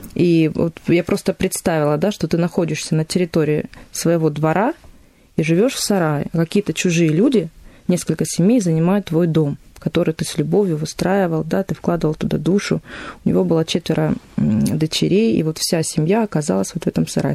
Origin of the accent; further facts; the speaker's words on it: Volgodonsk, Rostov Oblast, Russia; moved away as an adult; now in Stavropol, Russia; Сама я уроженка города Волгодонска, это Ростовская область